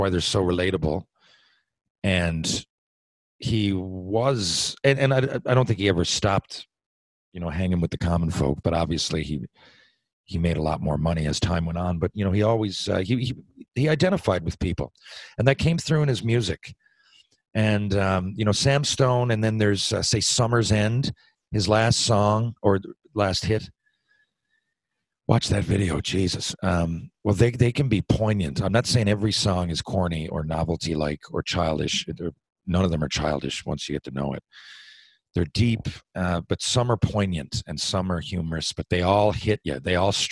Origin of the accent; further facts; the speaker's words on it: St. John's, Newfoundland and Labrador, Canada; moved away; also born or lived in Mount Pearl; I ended up in St. John's playing for my hometown Maple Leafs for the year